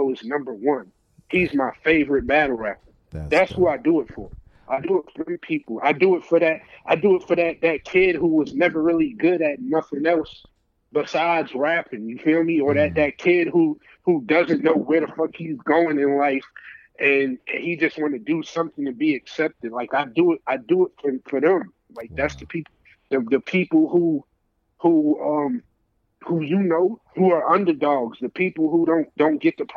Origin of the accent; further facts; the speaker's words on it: New York City, New York, United States; now in Atlanta, United States; I'm from Brooklyn